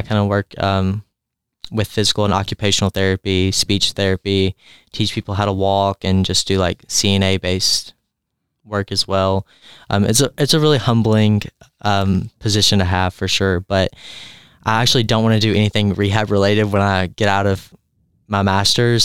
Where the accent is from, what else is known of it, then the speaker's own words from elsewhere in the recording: Cloverport, Kentucky, United States; I'm from Cloverport, Kentucky. It is a very small rural community